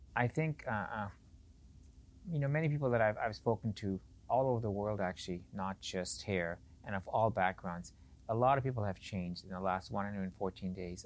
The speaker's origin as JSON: {"language": "English", "town": "Edmonton", "region": "Alberta", "country": "Canada", "tie": "born or raised there", "also_born_or_lived": "Pakistan / Beirut, Lebanon", "said": "I grew up in Edmonton"}